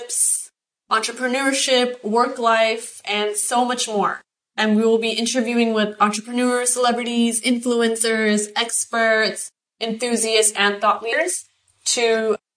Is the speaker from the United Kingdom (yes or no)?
no; Los Angeles, California, United States; also born or lived in Buena Park, Orange County, California; born and raised in Van Nuys, California. So I am a SoCal girl.